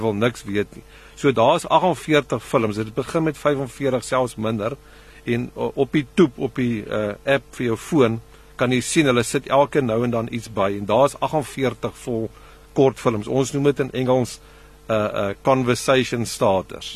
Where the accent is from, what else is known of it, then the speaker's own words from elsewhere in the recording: South Africa; ons ander mense in Suid-Afrika